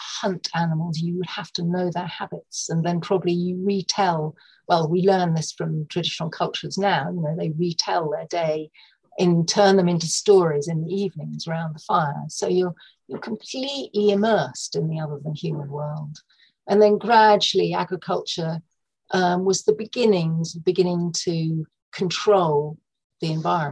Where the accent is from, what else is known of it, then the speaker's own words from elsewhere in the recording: North Norfolk, East of England, United Kingdom; moved away; also born or lived in London; I grew up in North Norfolk with a deep connection to the sea